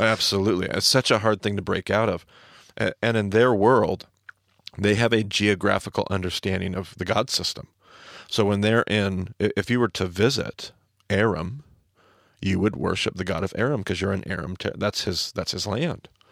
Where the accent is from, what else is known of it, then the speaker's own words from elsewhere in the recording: Snake River, Northwest, United States; I grew up on the Snake River